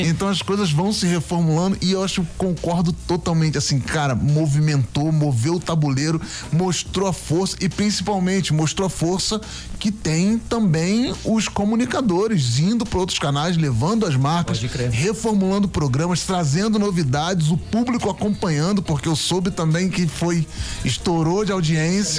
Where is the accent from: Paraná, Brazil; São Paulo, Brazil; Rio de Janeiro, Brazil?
Rio de Janeiro, Brazil; Niterói; eu sou lá de Niterói, é lá do Morro de Santo Inácio